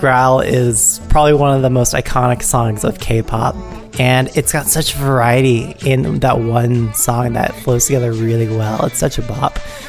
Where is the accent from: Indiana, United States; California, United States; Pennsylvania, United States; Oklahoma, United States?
California, United States; San Jose; we're from San Jose.